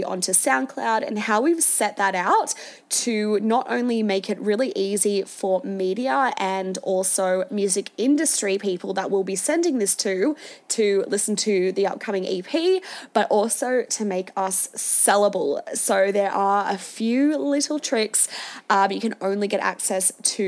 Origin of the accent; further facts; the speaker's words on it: Sydney, New South Wales, Australia; moved away as an adult; now in Melbourne, Australia; growing up in the Shire